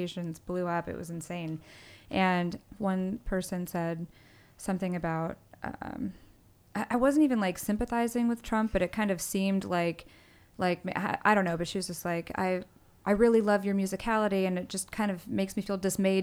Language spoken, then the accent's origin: English; Akron, Ohio, United States; now in Los Angeles, United States; I'm from Akron, Ohio, so I didn't grow up in the wilderness.